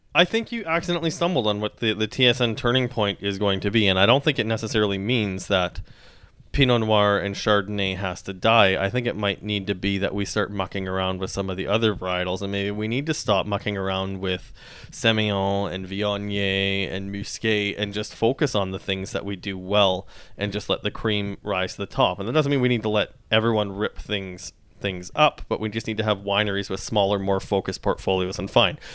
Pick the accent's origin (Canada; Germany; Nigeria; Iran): Canada; Saskatchewan; I grew up in Saskatchewan